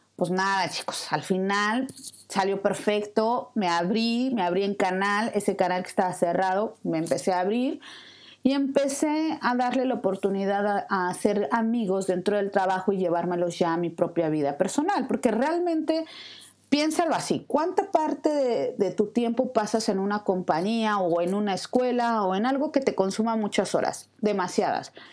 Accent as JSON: {"language": "Spanish", "region": "Mexico City", "country": "Mexico", "moved": "as an adult", "said": "Yo soy de la Ciudad de México"}